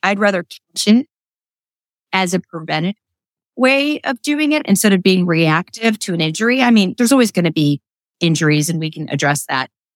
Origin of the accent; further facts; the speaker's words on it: Midwest, United States; moved away as an adult; also born or lived in New York City; now in Lancaster, United States; I grew up in the Midwest